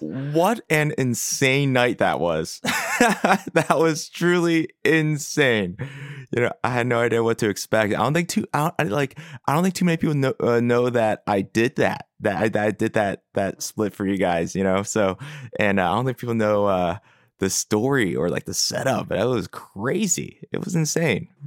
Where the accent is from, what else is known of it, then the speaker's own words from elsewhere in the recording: Philadelphia, Pennsylvania, United States; I grew up in Philadelphia proper, in Northeast Philly